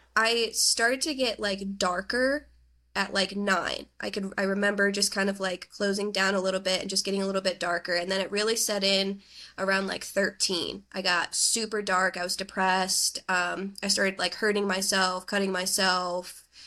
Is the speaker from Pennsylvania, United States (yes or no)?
yes; northeastern Pennsylvania, United States; now in Pittsburgh, United States; I grew up in northeastern Pennsylvania